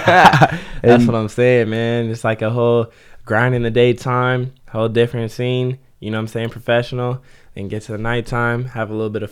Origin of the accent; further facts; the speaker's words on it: Ventura, California, United States; I'm actually from Ventura.